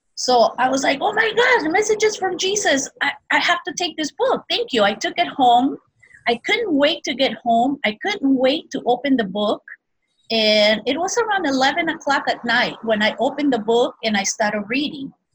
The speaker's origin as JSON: {"language": "English", "country": "Peru", "tie": "born or raised there", "also_born_or_lived": "Brazil", "moved": "yes", "lives_now": "Hawaii, United States", "said": "I was born in Brazil and I was raised in Peru"}